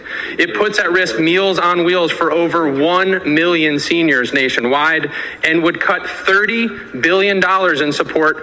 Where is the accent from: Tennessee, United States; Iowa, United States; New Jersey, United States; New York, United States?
New York, United States; In New York alone, my home state